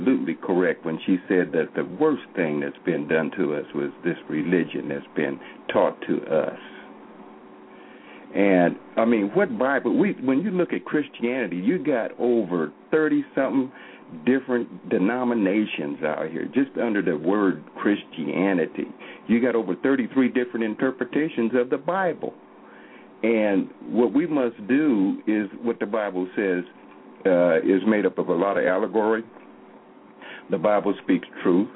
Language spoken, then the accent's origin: English; Oklahoma, United States; I'm from Oklahoma here